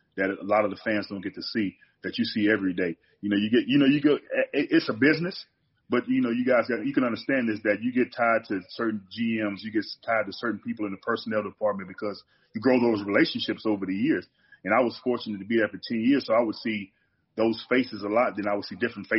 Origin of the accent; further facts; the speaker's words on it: Mississippi, United States; moved away as an adult; I'm from Mississippi, so everything is slower